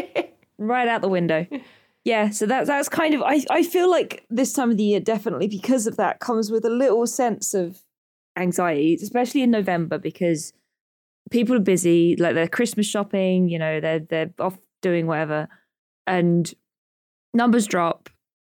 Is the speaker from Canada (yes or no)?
no; United Kingdom; I'm British